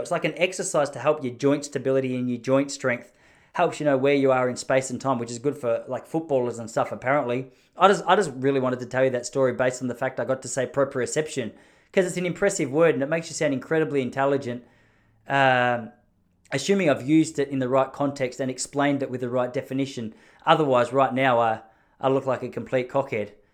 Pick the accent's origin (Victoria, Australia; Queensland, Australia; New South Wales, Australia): Victoria, Australia; I've been such a passionate and proud Victorian, such a passionate Australian